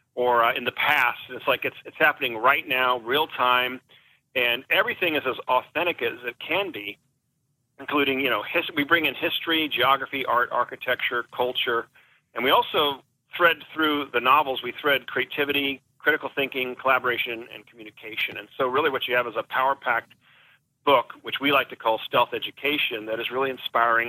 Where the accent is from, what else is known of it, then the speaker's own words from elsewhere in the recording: Newport Beach, California, United States; moved away as an adult; also born or lived in Wellesley, Massachusetts / San Diego, California; I grew up in Newport Beach, California